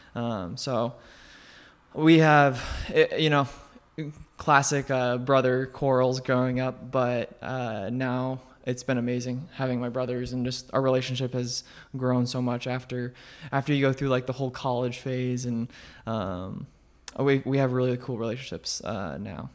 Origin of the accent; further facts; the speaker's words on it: Colorado Springs, Colorado, United States; moved away as an adult; also born or lived in Omaha, Nebraska; I grew up in Colorado, um, Colorado Springs